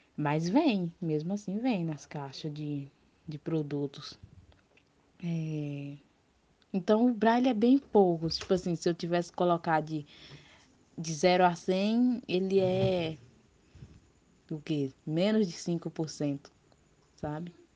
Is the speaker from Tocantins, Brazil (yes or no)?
yes; Palmas, Tocantins, Brazil; Sou tocantinense mesmo, palmense, nasci aqui.